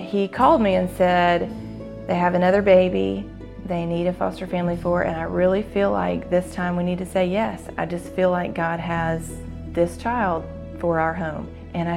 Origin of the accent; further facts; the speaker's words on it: Jackson, Mississippi, United States; I grew up in West Jackson, in a wonderful, happy home